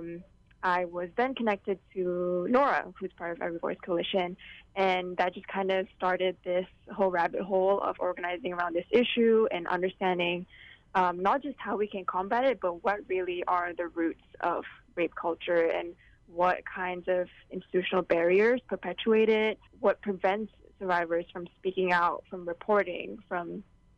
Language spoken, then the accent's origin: English; Malaysia; moved away as an adult; now in Hawaii, United States; I grew up in Malaysia, where victim blaming, sexual assault, sex trafficking are very prevalent issues